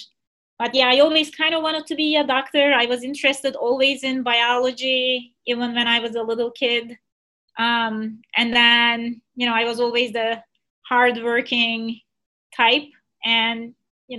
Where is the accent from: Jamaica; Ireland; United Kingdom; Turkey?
Turkey; moved away as an adult; also born or lived in Michigan, United States / New York City, United States; now in Missouri, United States; I was born and raised in Turkey, and I went to college there in Istanbul.